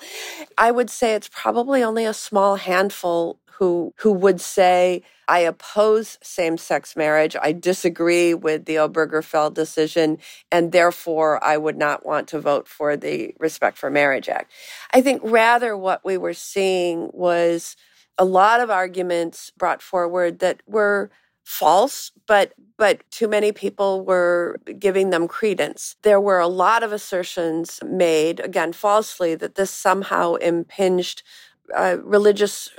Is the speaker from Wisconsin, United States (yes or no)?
yes; Wisconsin, United States; my home state of Wisconsin